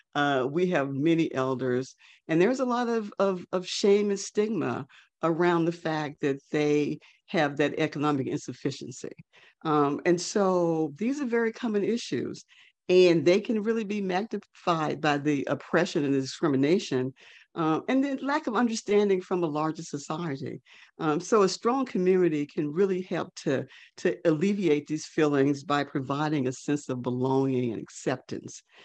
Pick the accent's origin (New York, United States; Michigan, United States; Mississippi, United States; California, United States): Mississippi, United States; North; now in Atlanta, United States; I was a 14 year old Black girl child growing up in North Mississippi